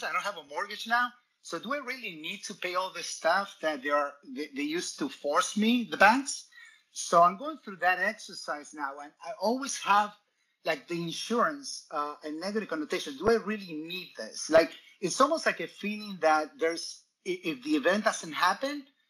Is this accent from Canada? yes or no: no; Argentina; moved away; I grew up in Latin America, in Argentina